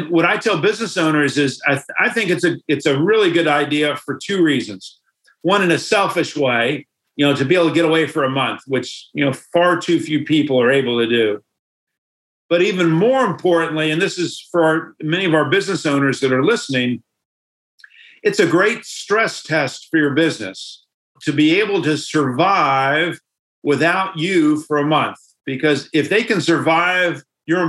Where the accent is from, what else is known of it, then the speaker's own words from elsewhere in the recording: United States; us as Americans